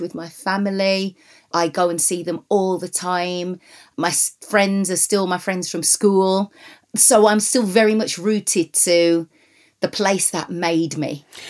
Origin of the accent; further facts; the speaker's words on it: Wolverhampton, West Midlands, United Kingdom; moved away; being born and raised in Wolverhampton